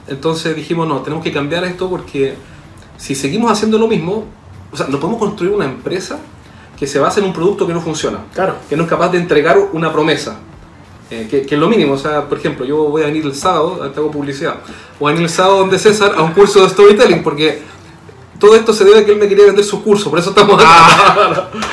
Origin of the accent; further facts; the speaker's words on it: Chile; accent: chileno; en Chile tú sabes que hablamos muy mal.